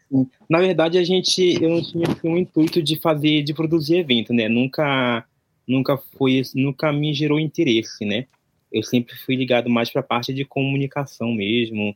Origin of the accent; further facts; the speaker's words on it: interior near Manaus, Amazonas, Brazil; moved away as an adult; now in Japan; eu vim do, do Brasil, sou do Amazonas, da região norte, ali interior de Manaus